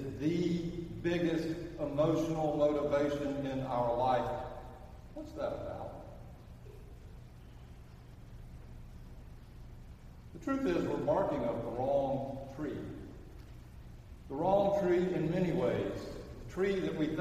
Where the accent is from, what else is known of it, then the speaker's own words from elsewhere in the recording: Birmingham, Alabama, United States; I'm from Birmingham